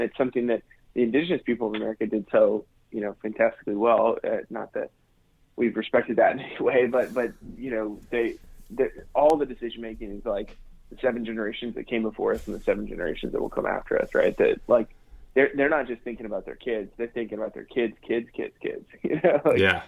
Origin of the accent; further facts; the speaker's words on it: United States; being American